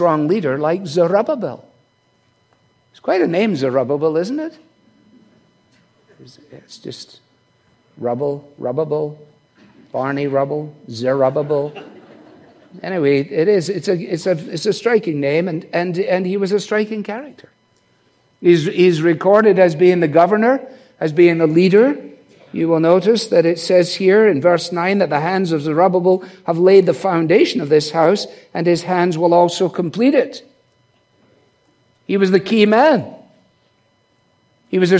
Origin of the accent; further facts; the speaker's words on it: Scotland, United Kingdom; as a Scotsman